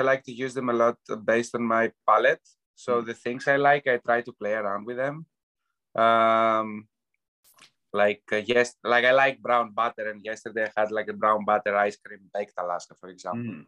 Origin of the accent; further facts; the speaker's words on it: Euboea, Central Greece, Greece; now in Canada; I grew up in Evia. That's an island right next to Athens.